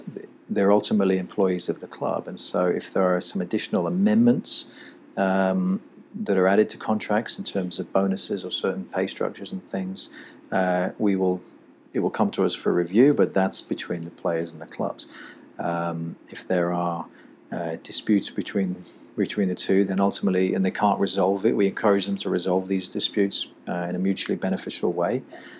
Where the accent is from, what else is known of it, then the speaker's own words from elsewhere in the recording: England, United Kingdom; moved away as an adult; now in United States; in 2002 when I came over from England and played in Charleston Battery.